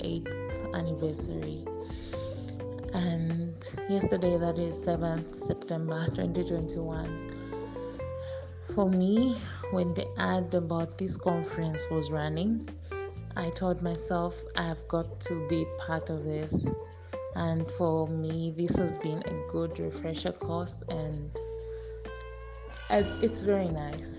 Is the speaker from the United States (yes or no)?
no; Zambia; from Zambia